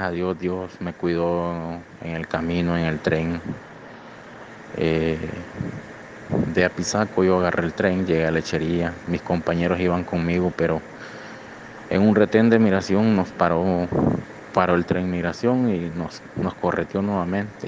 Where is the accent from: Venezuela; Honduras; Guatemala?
Honduras; moved away as an adult; now in Monterrey, Mexico; Yo soy de Honduras